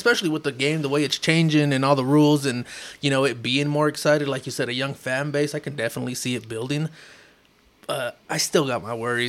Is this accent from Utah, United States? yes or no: yes; Salt Lake City, Utah, United States; we are from Salt Lake City. We are here in Utah.